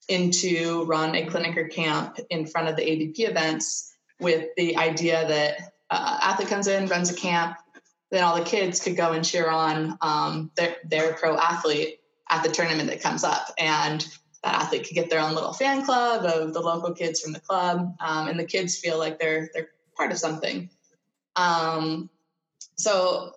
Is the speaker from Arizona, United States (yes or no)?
no; Santa Cruz, California, United States; I grew up in Santa Cruz